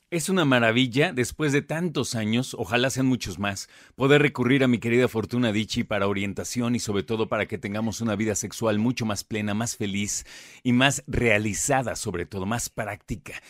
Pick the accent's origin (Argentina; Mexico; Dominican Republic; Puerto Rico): Mexico; a nosotros como mexicanos